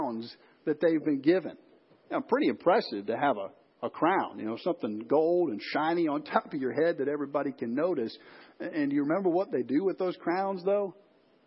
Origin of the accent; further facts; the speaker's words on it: Chicago, Illinois, United States; I grew up in Chicago.